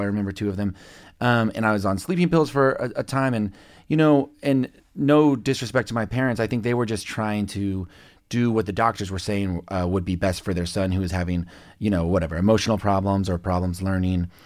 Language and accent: English; on the Kansas side, United States; also born or lived in Lubbock, Texas; grew up in Can- a suburb of Kansas City, Missouri, but on the Kansas side.